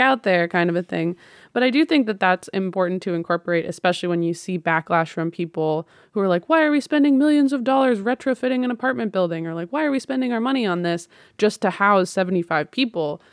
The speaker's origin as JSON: {"language": "English", "area": "the Northwest", "region": "Pacific Northwest", "country": "United States", "tie": "born or raised there", "said": "growing up in the Northwest"}